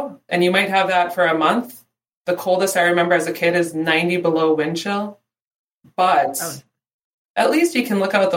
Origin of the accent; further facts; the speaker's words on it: Northwest Minnesota, United States; now in Washington, D.C., United States; I'm from Northwest Minnesota. I grew up on a little tiny farm up there.